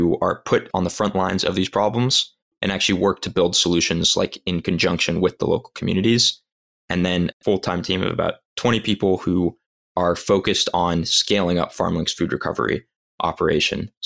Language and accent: English; Los Angeles, California, United States; I'm from Los Angeles